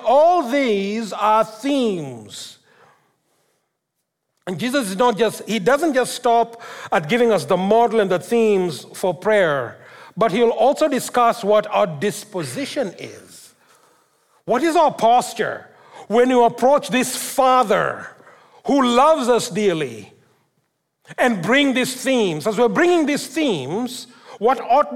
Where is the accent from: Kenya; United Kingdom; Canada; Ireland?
Kenya; moved away; when I grew up in Africa, in Kenya